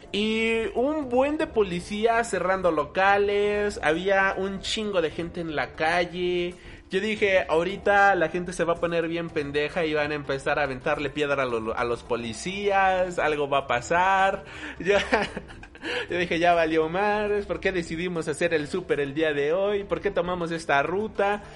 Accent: Mexico; aquí en la Ciudad de México, nosotros somos de México

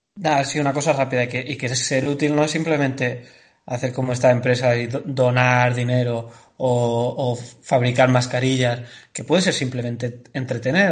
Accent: Andalusia, Spain; yo soy andaluz

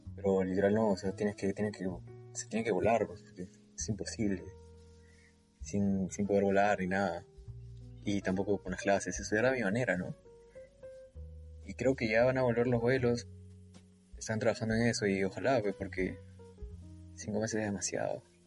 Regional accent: Peru; moved away as an adult; now in Santa Cruz de la Sierra, Bolivia

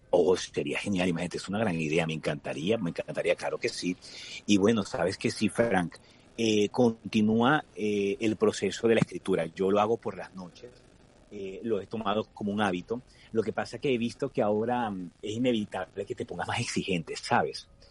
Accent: Venezuela; con mi familia y e imaginar de nuevo estar allí por esas calles de algunos pueblos en mi país

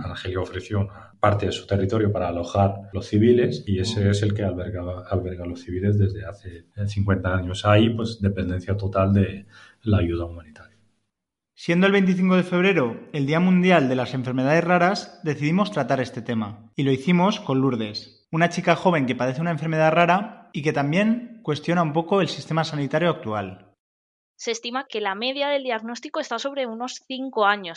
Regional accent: Valencian Community, Spain; somos, ante todo, valencianas

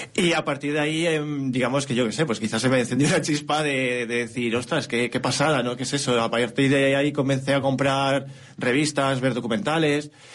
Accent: Morales de Toro, Castile and León, Spain; yo cuando iba de la mano de mi abuela de pequeño, en Morales de Toro

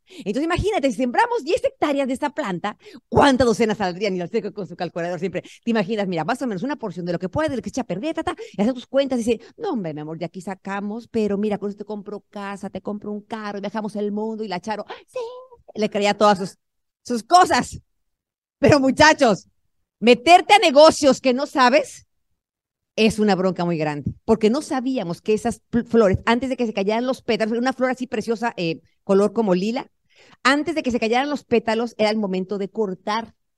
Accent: Tenancingo, State of Mexico, Mexico; moved away as an adult; now in United States; Tenemos que irnos a vivir al pueblo otra vez, a Tenancingo, Tenancingo, Estado de México. ¿Quién conoce mi pueblo?

